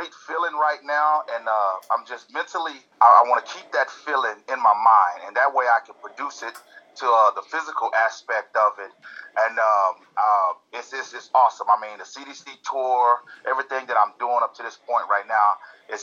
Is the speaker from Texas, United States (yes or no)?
yes; Texas, United States; also born or lived in California; I was born and grew up a little bit in California. But then my mom, we moved back to Texas. And I grew up there in Texas. So, yeah, basically majority of Texas